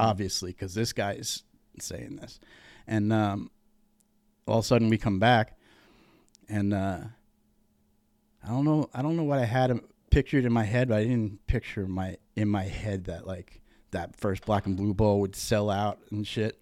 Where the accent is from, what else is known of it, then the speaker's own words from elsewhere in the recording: Montville, Connecticut, United States; also born or lived in Uncasville (Tuaco?); I was born in Tuaco, moved to Montville, like, a little bit over. It was hillbilly. We were raised fucking hillbilly.